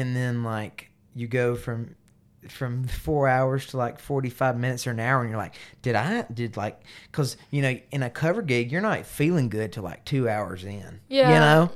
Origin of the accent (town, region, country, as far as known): LaFayette, Georgia, United States; born or raised there; moved away as an adult; now in Nashville, United States